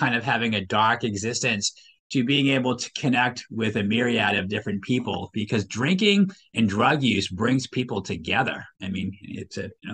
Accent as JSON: {"language": "English", "town": "Waltham", "region": "Massachusetts", "country": "United States", "tie": "born or raised there", "said": "I'm originally from this state. I grew up in Waltham"}